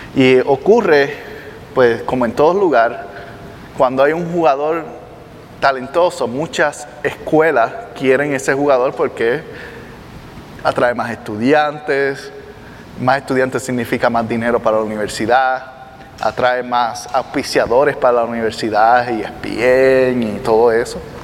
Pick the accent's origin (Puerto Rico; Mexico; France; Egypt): Puerto Rico; Yo soy de Puerto Rico